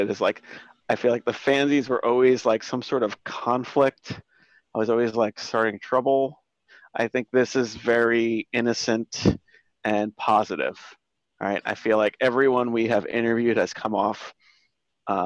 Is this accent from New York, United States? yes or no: yes; New York City, New York, United States; I live in the Bronx. I was born in the Bronx. I grew up nearby